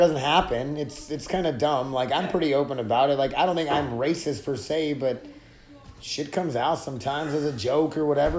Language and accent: English; near Sisseton Indian Reservation, South Dakota, United States; born or raised there